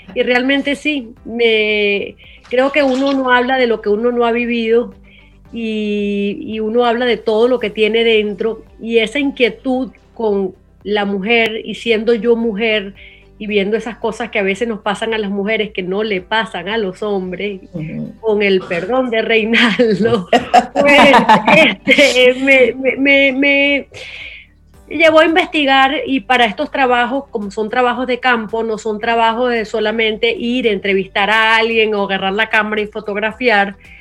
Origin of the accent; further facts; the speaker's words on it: Venezuela; now in United States; siendo venezolana, viviendo en Estados Unidos